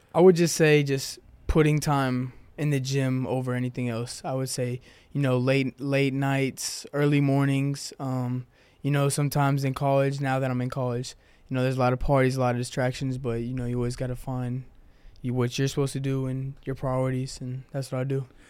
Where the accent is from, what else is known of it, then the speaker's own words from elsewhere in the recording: Houston, Texas, United States; moved away as an adult; now in Chattanooga, United States; I'm from Houston, Texas